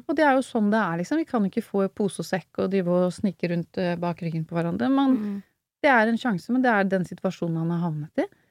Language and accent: Norwegian; Oslo, Norway; opprinnelig fra Groruddalen, Furuset